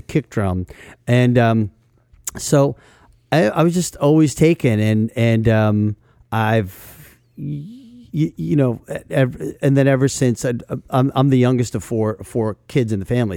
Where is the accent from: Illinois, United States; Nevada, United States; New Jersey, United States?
New Jersey, United States; New York City area; I grew up in the New York City area